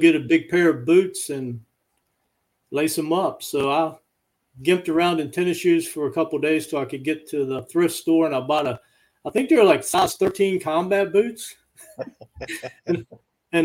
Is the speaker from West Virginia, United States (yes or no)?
yes; Hinton, West Virginia, United States; moved away; I grew up in a small town in Southern West Virginia. It's in Summers County. Name of the town is Hinton.